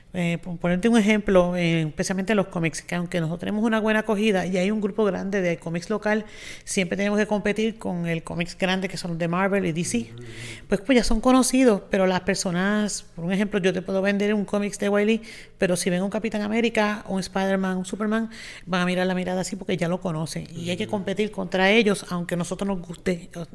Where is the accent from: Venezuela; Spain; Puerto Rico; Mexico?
Puerto Rico; Mayagüez; soy aquí de Mayagüez